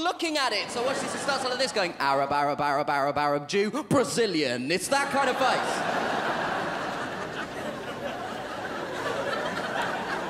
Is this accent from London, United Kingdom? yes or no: yes; London, United Kingdom; I was born in London, but my parents were not. My parents come from India